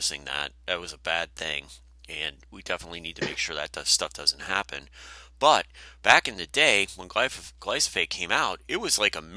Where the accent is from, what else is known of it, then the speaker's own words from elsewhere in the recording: Wisconsin, United States; when I was growing up in Wisconsin